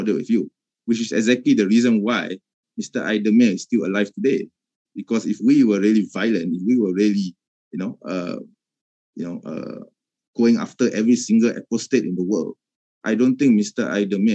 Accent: Malaysia; I'm a Malay. Okay, I'm a Malaysian

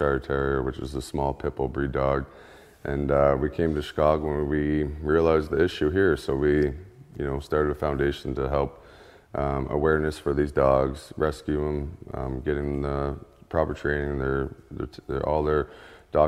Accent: Ontario, Canada; moved away; we're from Ontario, Canada

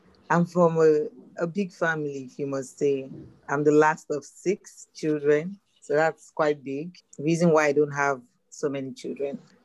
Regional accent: Lagos, Nigeria; I grew up in Lagos, Nigeria, Africa

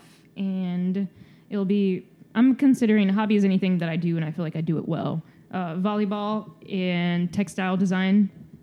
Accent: Michigan, United States; I got to do my home state colleges, obviously, MSU, Michigan

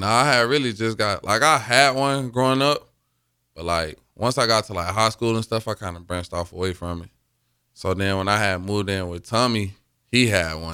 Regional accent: Mobile, Alabama, United States; moved away as an adult; now in Lincoln, United States; my hometown, Mobile.

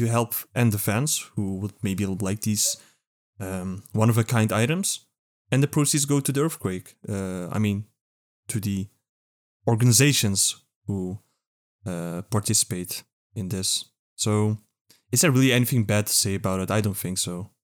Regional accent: Netherlands; Only Dutch here, only European, only non-American.

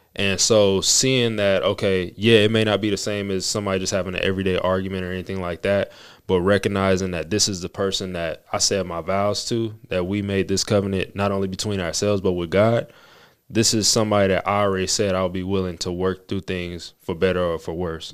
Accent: Las Vegas, Nevada, United States; We both were born and raised in Las Vegas

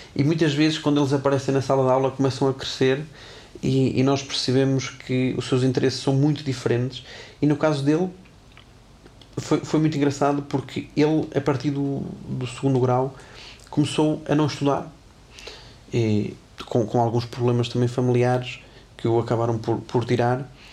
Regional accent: Tarouca, Norte, Portugal; moved away; also born or lived in Porto; eu sou de Tarouca, Conselho do Distrito de Viseu, onde eu, nos primeiros anos em que estudei numa academia, eu nem professor de clarinete tinha

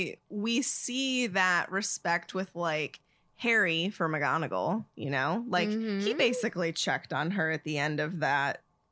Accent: United Kingdom; I'm British.

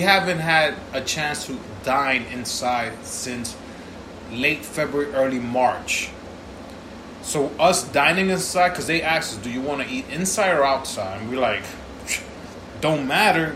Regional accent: New York City, New York, United States; me as a New Yorker for life

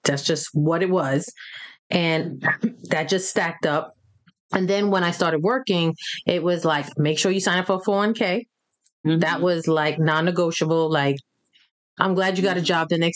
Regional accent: New York, United States; growing up in New York

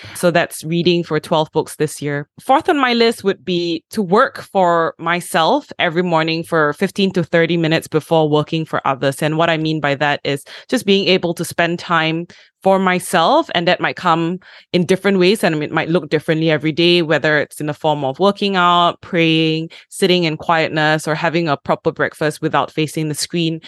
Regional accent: Malaysia; I am Malaysian

